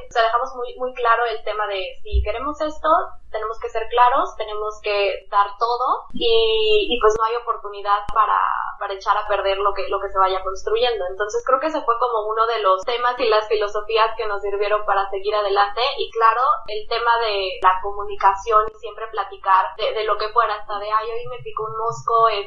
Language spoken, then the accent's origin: Spanish; Mexico; moved away as an adult; also born or lived in Puerto Rico / United States; now in Saint Thomas, U.S. Virgin Islands; Pues me fui de México porque me casé, entonces sí, mi esposo es puertorriqueño